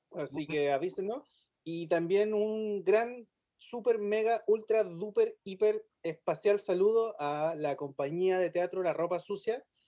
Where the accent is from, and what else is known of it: Chile; also born or lived in Temuco